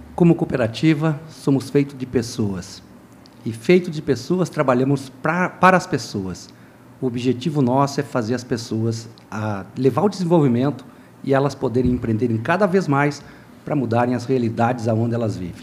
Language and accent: Portuguese; Rio Grande do Sul, Brazil; lá do Rio Grande do Sul